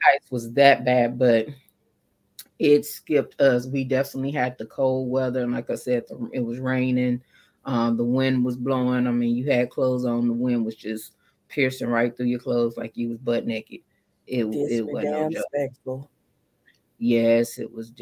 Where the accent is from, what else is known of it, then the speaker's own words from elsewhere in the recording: San Antonio, Texas, United States; also born or lived in Dallas, Texas / McKinney, Texas / Plano, Texas; I'm from San Antonio